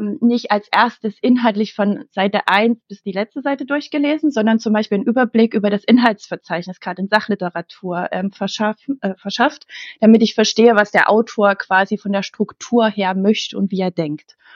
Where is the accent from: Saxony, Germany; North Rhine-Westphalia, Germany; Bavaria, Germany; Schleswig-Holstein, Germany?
Saxony, Germany; Leipzig; born there; Ich bin in Leipzig geboren und ich liebe Leipzig.